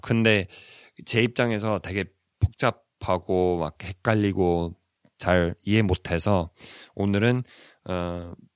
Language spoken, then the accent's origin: Korean; United States; Korean is a second language; now in South Korea